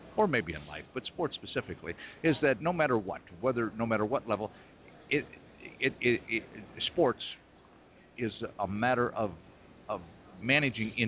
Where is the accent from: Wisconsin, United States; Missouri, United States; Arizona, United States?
Wisconsin, United States; Appleton; now in Pittsburgh, United States; I from Appleton